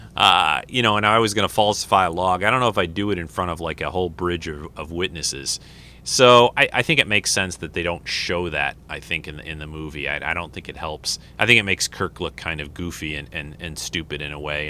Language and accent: English; United States; moved away; I'm from the United States